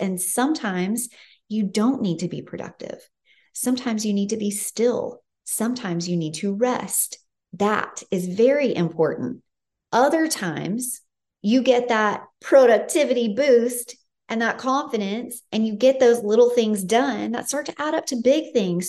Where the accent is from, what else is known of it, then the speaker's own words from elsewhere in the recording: Tennessee, United States; now in California, United States; I'm from Tennessee, and so I'm no stranger to weather and seasons